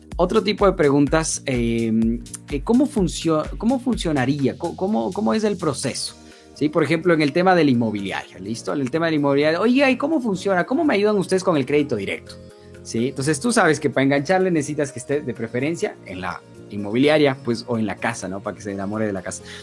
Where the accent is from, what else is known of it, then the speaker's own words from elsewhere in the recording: Ecuador; yo soy de Ecuador